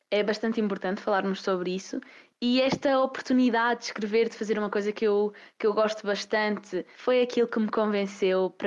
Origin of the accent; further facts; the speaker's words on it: Covilhã, Castelo Branco, Portugal; tenho 15 anos, sou da Covilhã e estou neste momento no nono ano na Escola Básica de São Domingos.